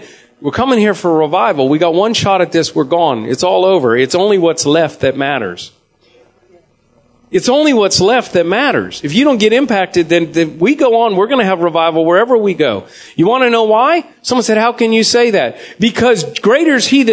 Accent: Jacksonville, Florida, United States; I'm from Jacksonville, Tallahassee

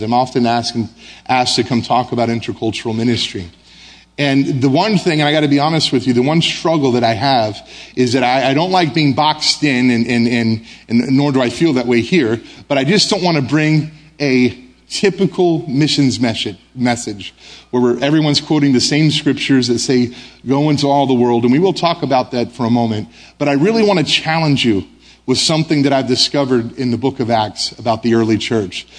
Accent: United States; moved away as an adult; now in Brussels, Belgium; I'm American. I'm proud to be American.

